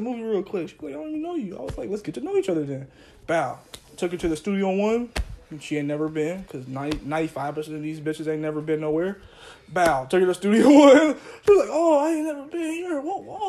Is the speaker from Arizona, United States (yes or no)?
no; Portland, Oregon, United States